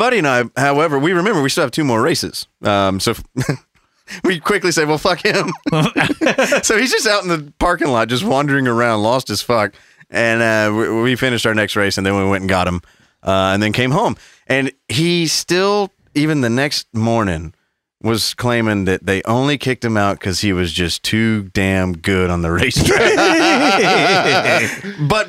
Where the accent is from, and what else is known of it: Southern United States, United States; accent: Southern